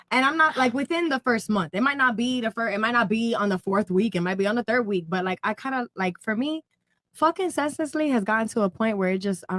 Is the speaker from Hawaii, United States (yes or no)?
no; Miami, Florida, United States; first off, I'm going to say I'm from Miami